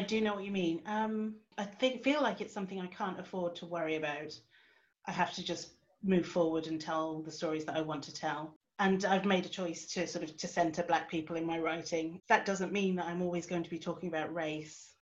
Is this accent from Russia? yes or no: no; Suffolk, East of England, United Kingdom; moved away as an adult; also born or lived in Edinburgh / South Korea; now in Newcastle, United Kingdom; I didn't grow up in the Northeast, I grew up myself in Suffolk.